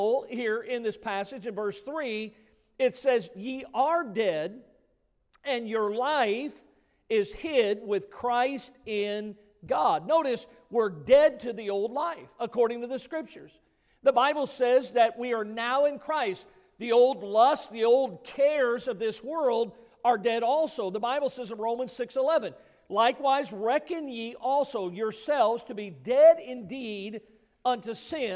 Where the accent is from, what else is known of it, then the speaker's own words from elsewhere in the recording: Midwest, United States; we grew up in the Midwest